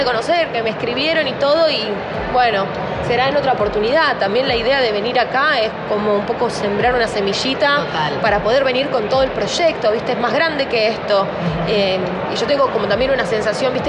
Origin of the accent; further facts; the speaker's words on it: Zapala, Neuquén, Argentina; yo soy de Zapala, Neuquén